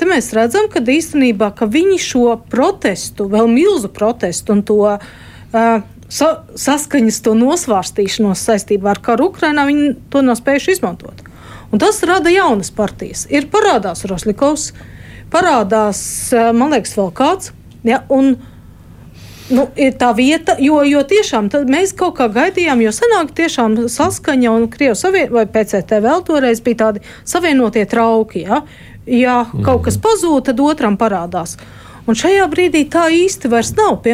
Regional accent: Latvia; Es, nu, labi, es esmu latvietis

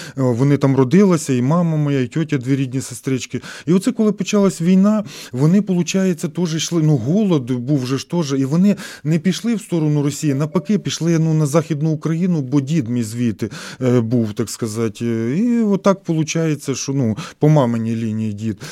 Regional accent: Hnativtsi, Khmelnytskyi Oblast, Ukraine; moved away as an adult; also born or lived in Saint Petersburg, Russia; now in Riga, Latvia; Я народився в Гнатівці, це Хмельницька область, Хмельницький район.

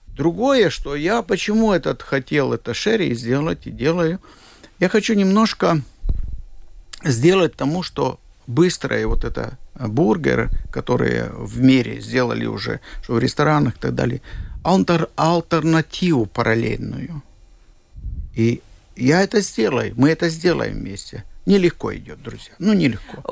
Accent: Siberia, Russia; now in Latvia; Я был в Сибири, я действительно родился в Сибири

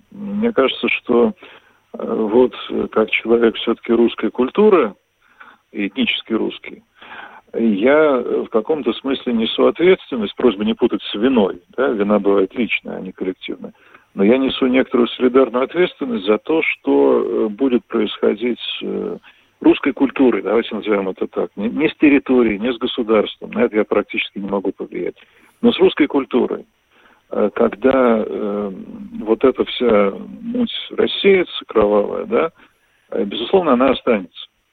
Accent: Moscow, Russia; moved away as an adult; now in Vilnius, Lithuania; москвичи бывшими не бывают

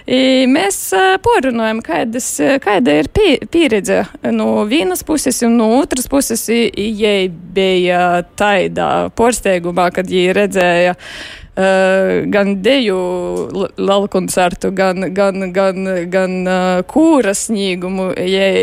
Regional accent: Rēzekne, Latgale, Latvia; moved away as an adult; also born or lived in Riga; now in Norway; es esmu dzimusi Riesakņē. Es esmu arī dzīvojusi, kur ir medikus. goju Riesaknis piektajā vidusskolā, i tolāk goju komerces skolā. Eh, tad es eh, devos uz Reigu, pabeidzu magistrus Reigā, ja tad es aizbraucu

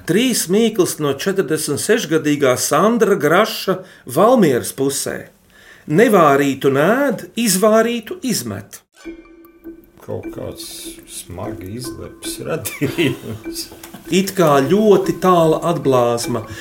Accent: Riga, Latvia; esmu deju pieradinātājs no Rīgas ar kurzemnieku asinsriti.

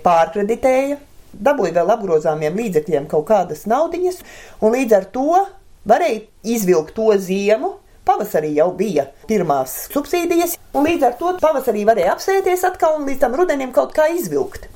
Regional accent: Liepupe Parish, Limbaži Municipality, Latvia; Es esmu dzimusi, augusi tepatās Gigantos, šoseis malā.

